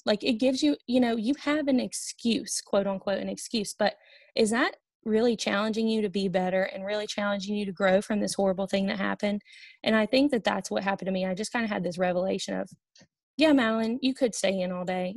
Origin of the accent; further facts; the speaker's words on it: Olive Branch, Mississippi, United States; moved away as an adult; also born or lived in Hattiesburg, Mississippi / Oxford, Mississippi; now in Cincinnati, United States; I am from Olive Branch, Mississippi.